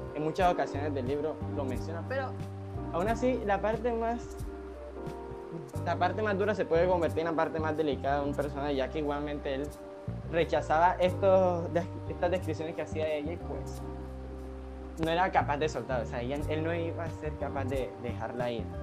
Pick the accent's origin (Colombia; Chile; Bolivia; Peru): Colombia; nuestra literatura como colombianos